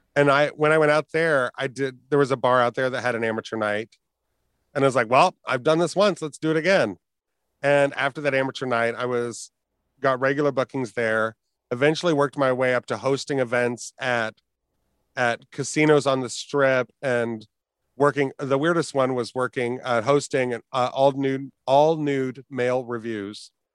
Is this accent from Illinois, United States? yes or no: no; Fort Wayne, Indiana, United States; growing up in Fort Wayne, we had, I think, three gay bars at the time